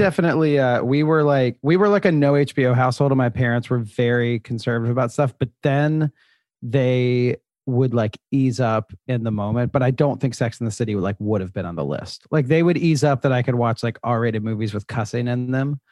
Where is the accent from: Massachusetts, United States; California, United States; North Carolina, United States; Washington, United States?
North Carolina, United States; Charlotte; moved away as an adult; now in New York, United States; I am originally from Charlotte, North Carolina